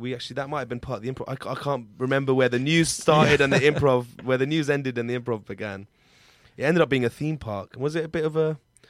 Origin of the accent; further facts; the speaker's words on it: Aleppo, Aleppo Governorate, Syria; English is a second language; I am from Halab. Aleppo. You call it Aleppo here? {S5} Aleppo? {S3} Aleppo. We have problem with the B and P. Aleppo. I'm from Aleppo. And I'm from the first group of protesters in Syria.